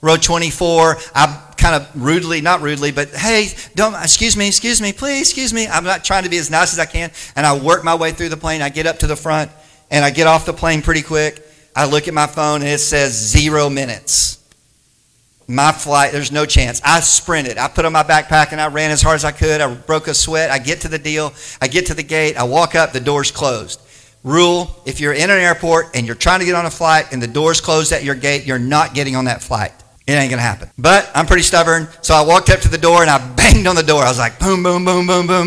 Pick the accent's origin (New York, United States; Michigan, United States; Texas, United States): Texas, United States; Wichita Falls; moved away; I was raised in Wichita Falls.